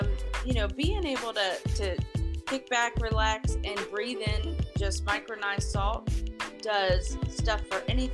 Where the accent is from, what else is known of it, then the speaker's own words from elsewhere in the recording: New York, United States; I was born in New York